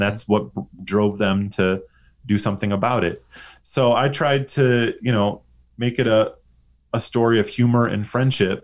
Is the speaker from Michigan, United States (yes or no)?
yes; West Bloomfield, Michigan, United States; now in Busan, South Korea; I, uh, grew up in West Bloomfield